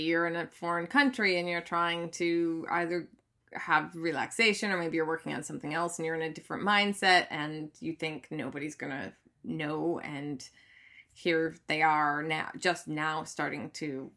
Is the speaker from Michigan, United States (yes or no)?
yes; Michigan, United States; accent: Michigan; my Michigan accent.